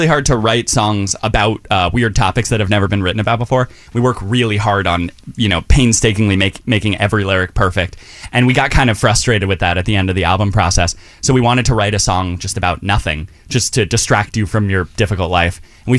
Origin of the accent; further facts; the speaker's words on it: New York City, New York, United States; We grew up in Chelsea